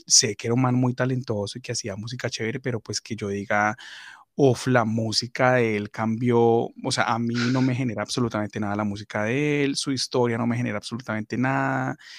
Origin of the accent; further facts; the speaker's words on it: Colombia; now in Finland; yo siendo colombiano